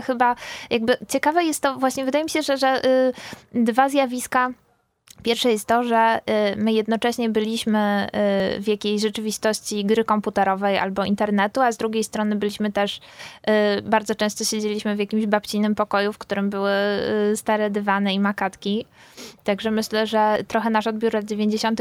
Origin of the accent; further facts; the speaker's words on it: Silesian Voivodeship, Poland; Ja jestem z, ze Śląska Górnego